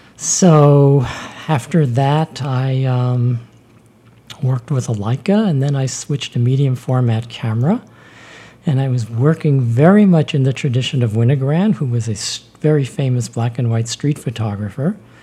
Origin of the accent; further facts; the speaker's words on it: New York City, New York, United States; Born in Bed-Stuy, right.